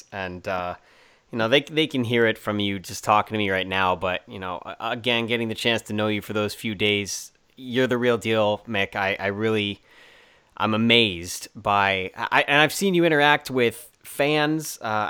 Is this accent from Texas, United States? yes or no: no; Orlando, Florida, United States; You're coming to my hometown. You're coming to Orlando.